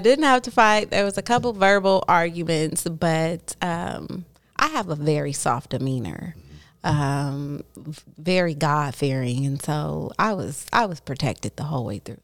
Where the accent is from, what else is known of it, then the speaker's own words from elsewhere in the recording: Oakland, California, United States; also born or lived in Hayward, California / Los Angeles, California; Born and raised in Oakland